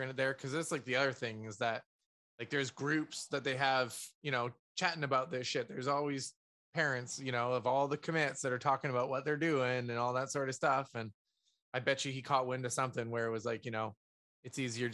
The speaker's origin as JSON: {"language": "English", "country": "Canada", "said": "being Canadian."}